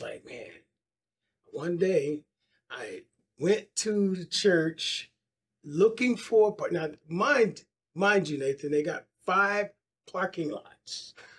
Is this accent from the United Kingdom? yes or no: no; Philadelphia, Pennsylvania, United States; now in Dallas, United States; I grew up in Philadelphia